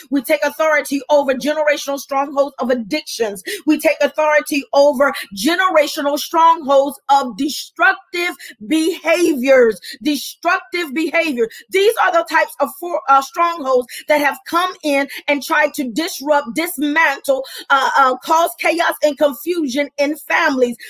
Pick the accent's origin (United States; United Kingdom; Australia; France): United States; Camden, New Jersey; moved away; I'm going back to my hometown because that's where I'm born and raised. I'm Camden strong